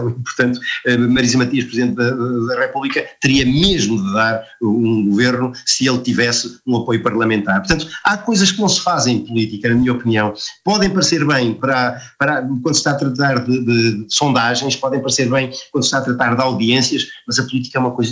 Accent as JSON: {"language": "Portuguese", "country": "Portugal", "said": "eu sou português"}